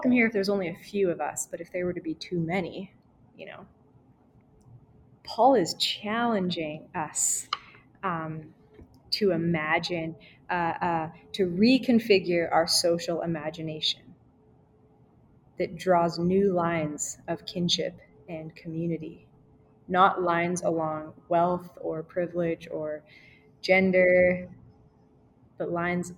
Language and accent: English; Canada; Me as a Canadian citizen who comes from like land-owning parents